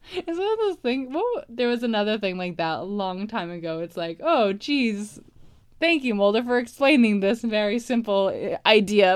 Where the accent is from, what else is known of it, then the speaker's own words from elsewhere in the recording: Toronto, Ontario, Canada; I'm from Toronto.